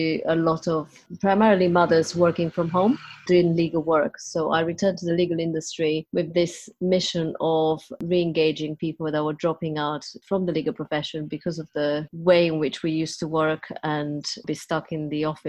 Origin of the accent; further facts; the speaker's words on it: Transylvania, Romania; moved away as an adult; now in United Kingdom; I was born in Transylvania in Romania and came over here as a journalist